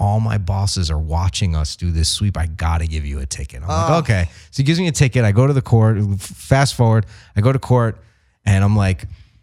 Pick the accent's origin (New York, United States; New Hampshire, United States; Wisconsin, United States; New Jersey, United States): New York, United States; I'm from New York